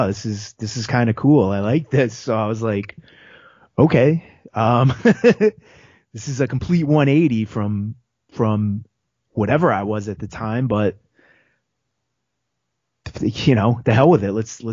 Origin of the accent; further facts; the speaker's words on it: Northeast, United States; growing up in the Northeast